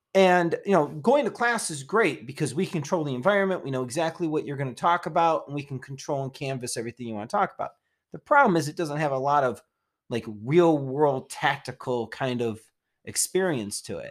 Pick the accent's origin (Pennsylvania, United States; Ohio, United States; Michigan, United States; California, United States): Michigan, United States; Detroit; moved away; I came from Detroit